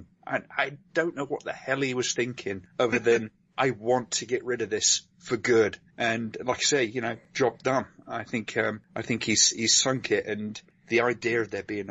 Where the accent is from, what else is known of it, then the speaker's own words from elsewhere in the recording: United Kingdom; I'm British